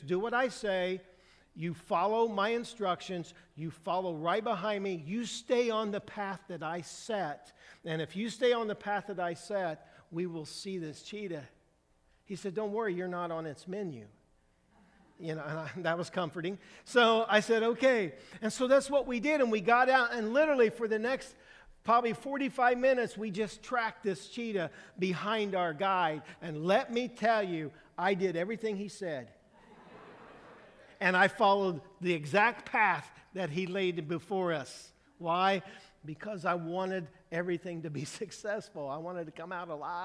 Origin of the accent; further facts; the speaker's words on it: Brazil, Indiana, United States; I'm from Indiana. I'm from a small town in Brazil, Indiana